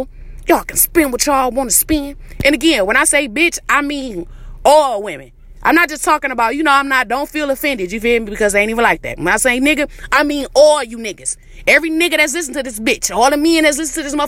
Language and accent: English; Detroit, Michigan, United States; I'm from Detroit, the east side